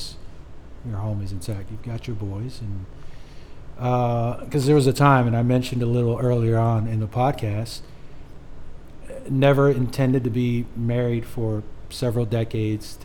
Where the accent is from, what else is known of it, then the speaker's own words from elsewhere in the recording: Oceanside, California, United States; Oceanside, California is where we were born and raised, military town